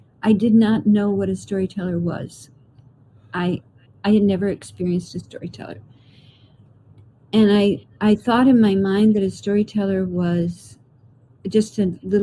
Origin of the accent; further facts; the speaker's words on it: Clayton, New York, United States; everybody in my hometown Clayton is a storyteller